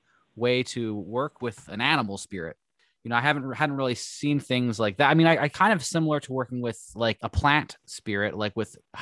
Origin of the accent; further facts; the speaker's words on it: Northern Appalachia, United States; also born or lived in West Virginia / Pennsylvania; now in Southern New York, United States; I'm from Appalachia too, but I'm more from the north.